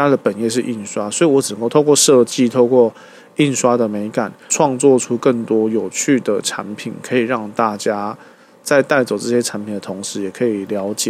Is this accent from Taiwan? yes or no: yes; Tainan, Taiwan; also born or lived in Kaohsiung; 回到我的故乡台南